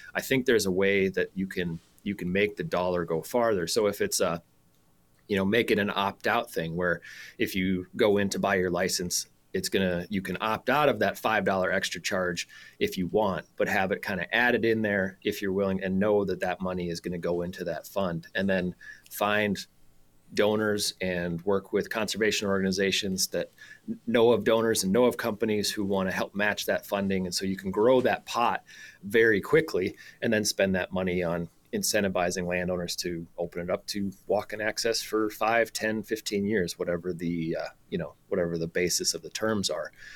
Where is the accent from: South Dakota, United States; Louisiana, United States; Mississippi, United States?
South Dakota, United States; moved away as an adult; I grew up in South Dakota